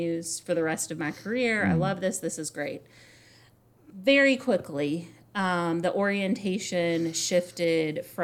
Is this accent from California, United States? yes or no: no; Southern Indiana, United States; also born or lived in New Albany, Indiana / Louisville, Kentucky; So I'm from Southern Indiana. Mm-hmm. My family's from New Albany for several generations.